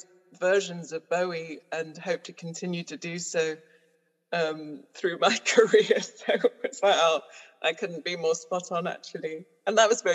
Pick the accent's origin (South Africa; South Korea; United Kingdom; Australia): United Kingdom; Newcastle-under-Lyme, West Midlands; we lived in a council estate in Stoke-on-Trent, well, Newcastle-under-Lyme, which is basically Stoke-on-Trent, so the potteries basically